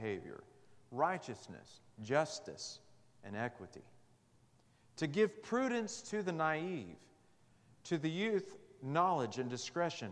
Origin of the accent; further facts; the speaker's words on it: Amarillo, Texas, United States; Mrs. Pemberton's freshman English class at Amarillo High School.